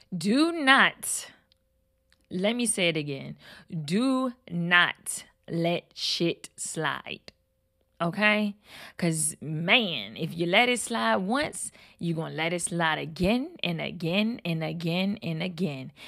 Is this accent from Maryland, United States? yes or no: yes; Baltimore, Maryland, United States; I'm from Baltimore